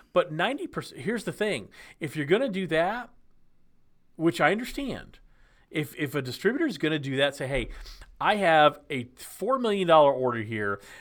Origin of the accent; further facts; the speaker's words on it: Texas, United States; moved away as an adult; now in Nashville, United States; I grew up in Texas